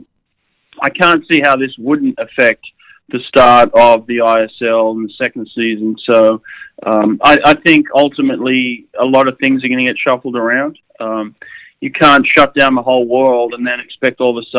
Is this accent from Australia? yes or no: yes; Sydney, New South Wales, Australia; I grew up near Maroubra Beach and spent a lot of time in the ocean